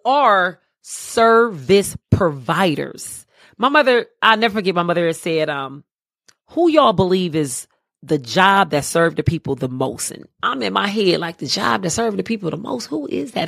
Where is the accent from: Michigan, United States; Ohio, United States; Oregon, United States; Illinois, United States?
Ohio, United States; Cleveland; moved away as an adult; now in Charlotte, United States; I'm originally from Cleveland, Ohio. I live in the Queen City of Charlotte now. I've been here thirteen beautiful years.